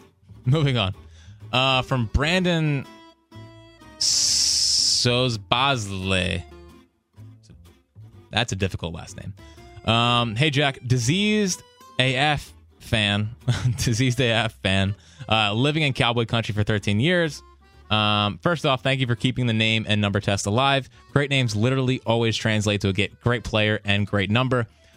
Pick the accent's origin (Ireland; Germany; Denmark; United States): Ireland; I am from Ireland, where there are loads of Eagles fans.